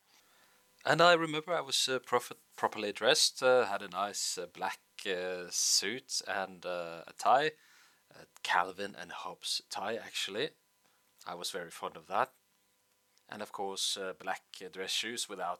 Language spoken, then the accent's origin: English; Bergen, Vestland, Norway; in Bergen